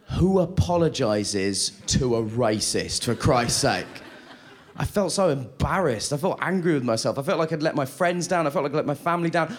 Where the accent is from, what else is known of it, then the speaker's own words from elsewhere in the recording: United Kingdom; I'm a British Asian gentleman